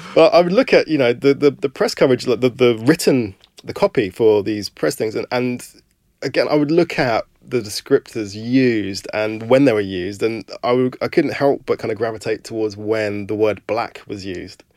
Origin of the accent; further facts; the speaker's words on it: London, United Kingdom; I was born in Camberwell